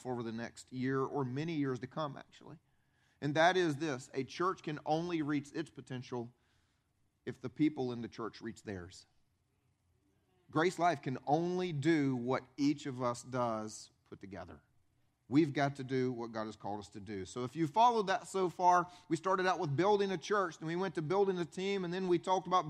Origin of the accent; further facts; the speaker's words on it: upstate South Carolina, United States; I grew up here in South Carolina. I grew up, though, upstate, right below the state line.